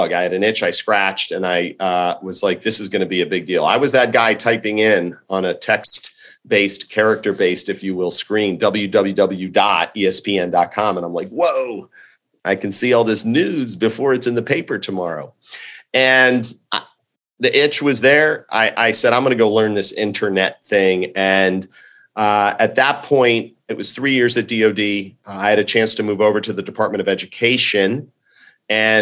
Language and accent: English; Montgomery County, Maryland, United States; also born or lived in Washington, D.C.; I'm a Washingtonian native. I grew up in the Washington, D.C. area in the suburbs of Maryland, Montgomery County